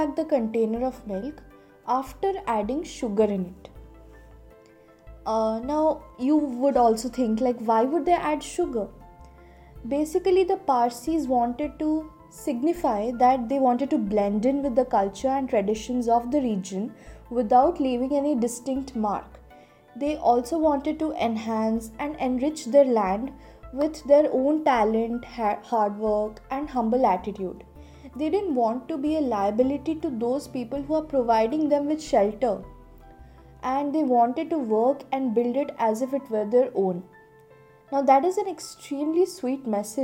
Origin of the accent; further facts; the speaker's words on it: Bhubaneswar, Odisha, India; I come from Bhubaneswar, which is in Odisha